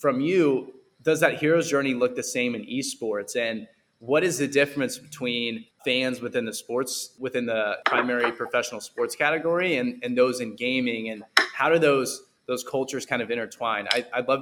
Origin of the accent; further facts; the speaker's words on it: Kansas City, Missouri, United States; I'm from Kansas City